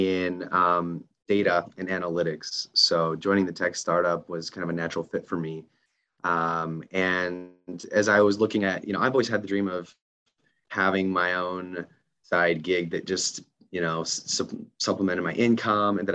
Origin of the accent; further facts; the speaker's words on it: Utah, United States; I'm from Utah